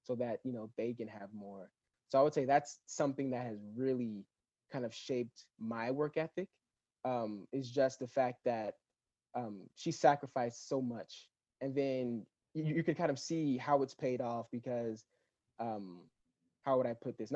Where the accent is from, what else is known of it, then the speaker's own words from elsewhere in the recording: Los Angeles County, California, United States; I grew up in Los Angeles County. Basically in about 30 minutes from the actual like downtown Los Angeles